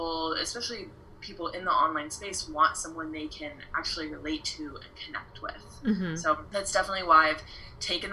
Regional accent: Iowa, United States; moved away as an adult; now in Arizona, United States; I am originally from Iowa, but I moved out to Arizona.

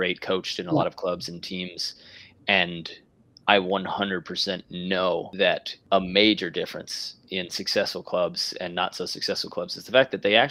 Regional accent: New York, United States; Being from New York

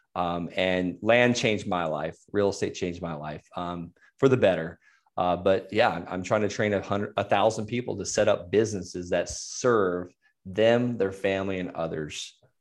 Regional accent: Florida, United States; I'm from Florida

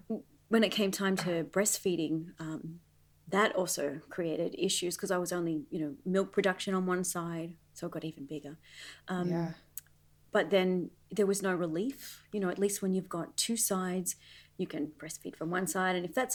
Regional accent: Australia; now in Las Vegas, United States; and I got married, and of course, Australia wasn't home anymore. Las Vegas was home. But yes, I'm from Australia.

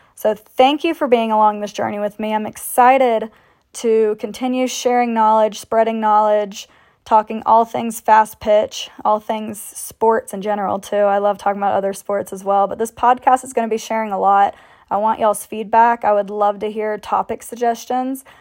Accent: Canton, Georgia, United States; also born or lived in Milledgeville, Georgia; I ended up moving back to my hometown in Canton, Georgia

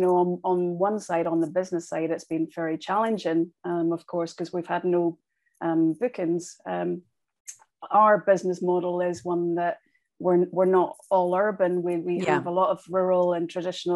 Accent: Northern Ireland, United Kingdom; I grew up in Northern Ireland

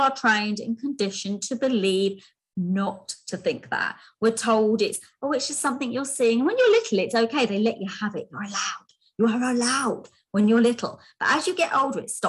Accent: London, United Kingdom; I was born in London, so I was born in London. I was born quite sickly, so there's quite a big hospital in London called Westminster, and I spent a lot of my early childhood there

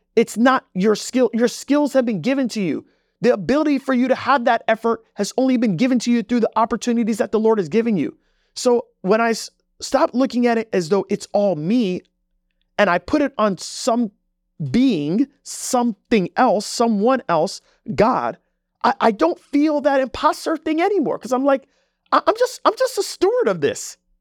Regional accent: Jamaica; moved away; I come from Jamaica. Like, I'm, I'm not even from this country

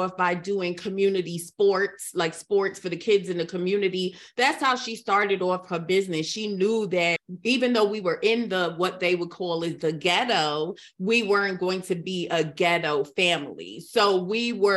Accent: United States; also born or lived in Trinidad; I was in America

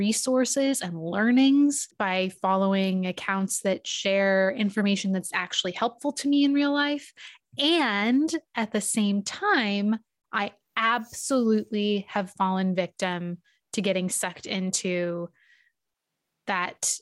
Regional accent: California, United States; I grew up in California

